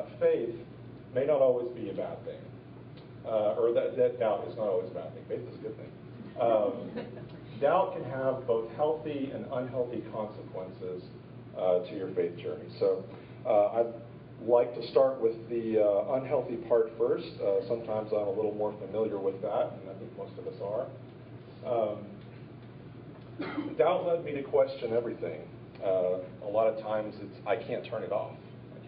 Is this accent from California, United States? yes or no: no; Edmond, Oklahoma, United States; moved away; also born or lived in Arkansas; I was born in Edmond, Oklahoma, to two loving Christian parents